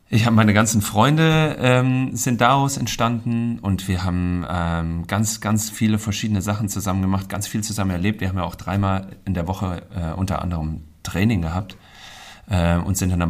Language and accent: German; Künzell, Hesse, Germany; Ähm, und früher im Künzel bin ich äh, äh, aufgewachsen in die Don Bosco Schule.